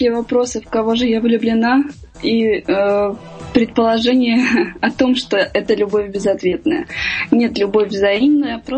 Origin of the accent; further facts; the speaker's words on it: Armenia; Я армянка, это очень традиционная национальность которая э, приняла христианство самое первое в мире как э, полное государство, затем были Греция и Израиль.